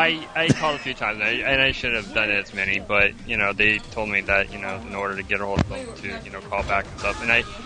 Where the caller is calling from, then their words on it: Melbourne, Florida, United States; Hey, this is X-Link, calling from Melbourne, Florida.